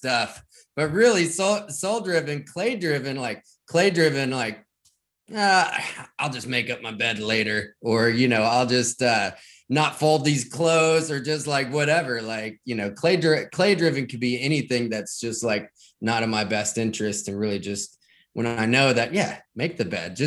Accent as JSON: {"language": "English", "region": "rural Kentucky", "country": "United States", "tie": "born or raised there", "said": "I grew up in Kentucky, right? In rural Kentucky"}